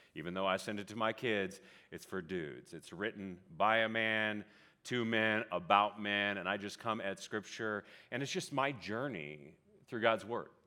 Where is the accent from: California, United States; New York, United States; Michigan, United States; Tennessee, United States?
California, United States; Vallejo; I grew up in Vallejo, California, Northeast Bay. Lived there till I was about twenty or so